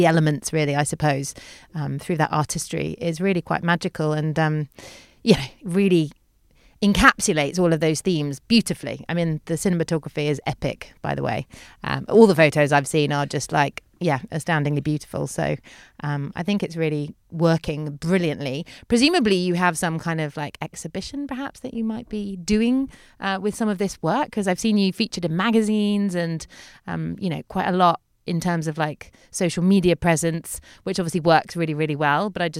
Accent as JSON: {"language": "English", "town": "Santa Eulària des Riu", "region": "Balearic Islands", "country": "Spain", "tie": "born or raised there", "said": "In my hometown, as … would say."}